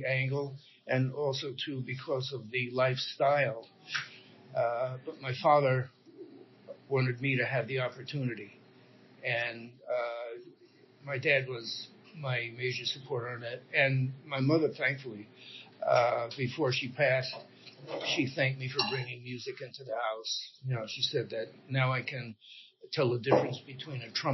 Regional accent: Newark, New Jersey, United States; I was born in Newark, New Jersey, in April

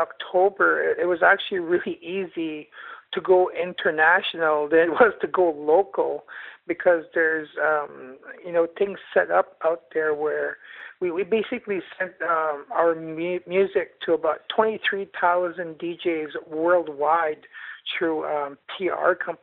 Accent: Canada; now in Ottawa, Canada; I'm from the Algonquin Nation, Loon Clan.

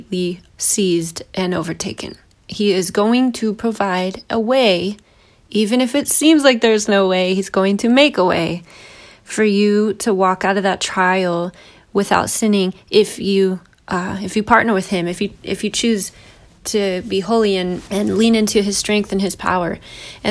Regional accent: United States; as an American evangelical

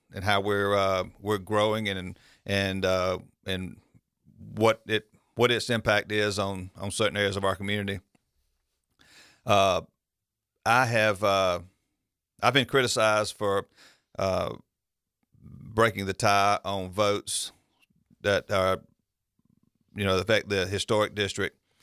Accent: Milledgeville, Georgia, United States; I grew up here in Millersville

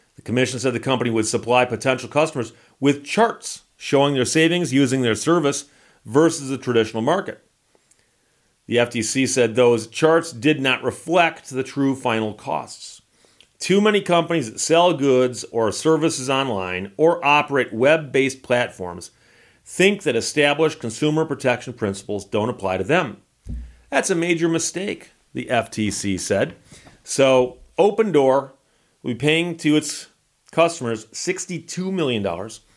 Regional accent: Birmingham, Michigan, United States; growing up in Birmingham, Michigan

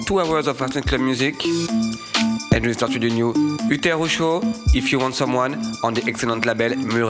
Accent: Paris, Île-de-France, France; I'm from Paris.

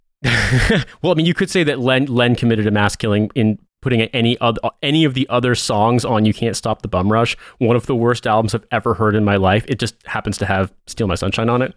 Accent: Midwest, United States; we're both from the Midwest

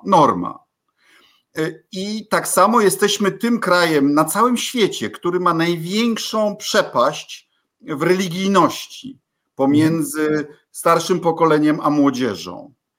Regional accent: Bydgoszcz, Kuyavian-Pomeranian Voivodeship, Poland; also born or lived in Nakło nad Notecią; u nas w Bydgoszczy

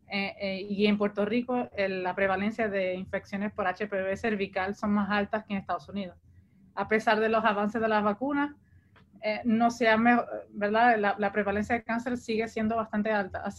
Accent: Portugal; en mi caso, yo, vine de Portugal, yo no soy puertorriqueña de origen

